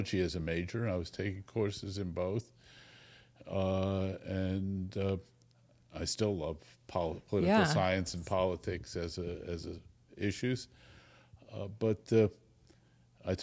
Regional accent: Connecticut, United States; also born or lived in Sweden / Bethesda; now in California, United States; I was raised in Connecticut

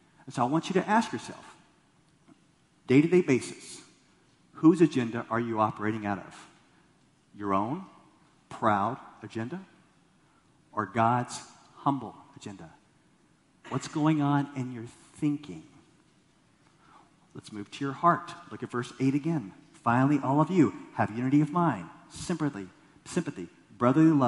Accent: Texas, United States; I grew up in Texas

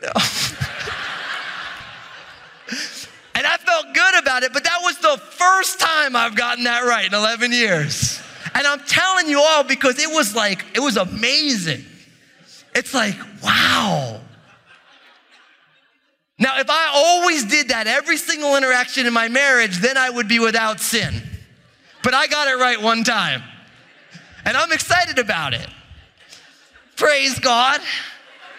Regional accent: New Jersey, United States; I'm from New Jersey

